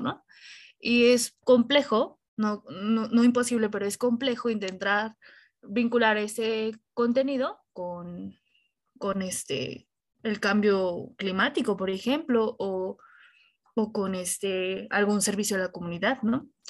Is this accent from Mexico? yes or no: yes; Mexico; esa parte cultural que nos caracteriza como, como mexicanos